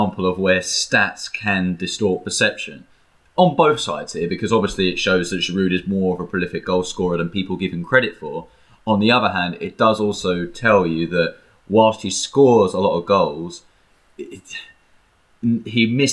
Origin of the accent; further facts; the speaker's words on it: England, United Kingdom; we're English